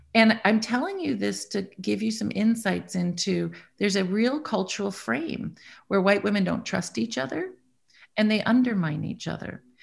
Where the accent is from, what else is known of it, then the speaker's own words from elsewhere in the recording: Iowa, United States; I grew up in Iowa, white person, lovely, good education, uh, very little diversity.